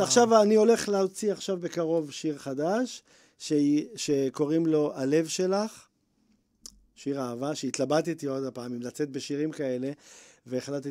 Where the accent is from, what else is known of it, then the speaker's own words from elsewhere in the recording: Bnei Brak, Tel Aviv District, Israel; גדלתי בבית חרדי בבני ברק